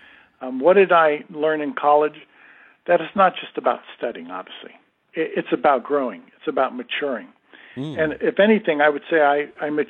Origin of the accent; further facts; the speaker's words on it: New Rochelle, New York, United States; moved away; I'm a native New Yorker. I was born and raised in New Rochelle, New York.